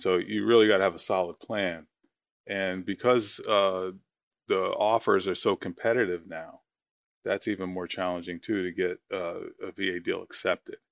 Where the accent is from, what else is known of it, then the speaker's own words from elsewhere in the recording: Long Island, New York, United States; moved away as an adult; I'm originally from New York, Long Island